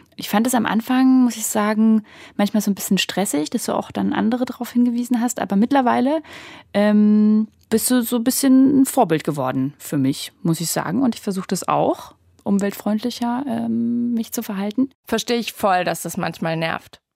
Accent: Germany; wir in Deutschland

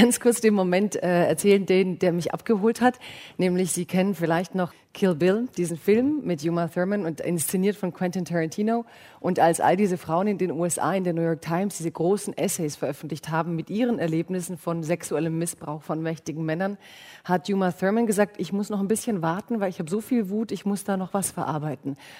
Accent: Baden-Württemberg, Germany; ich komme ja aus Baden-Württemberg

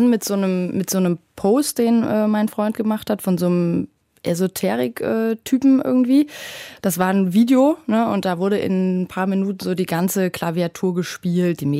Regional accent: Saxony, Germany; vor allem aber auch meine Heimat, also die Gegend rund um Dresden.

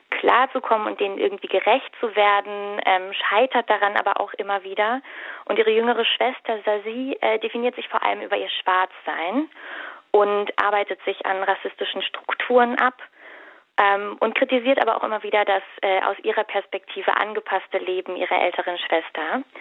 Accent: Berlin, Germany; Ich komme tatsächlich aus der Gegend, äh, also Biesdorf neben Mahlsdorf, von daher ist es für mich ein ähm

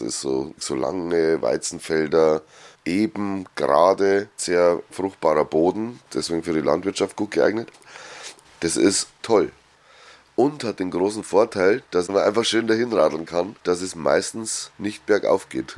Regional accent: Straubing, Bavaria, Germany; ich komme ja aus Straubing, das ist im Gäuboden

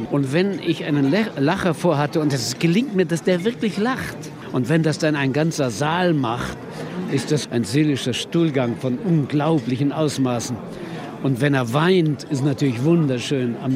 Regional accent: Tillendorf, Lower Silesian Voivodeship, Poland; Ich habe die die Kühe gehütet. Ich musste die Kühe hüten. Ja, wir hatten zehn Kühe in Tillendorf, Nummer 190, Telefonnummer 1167.

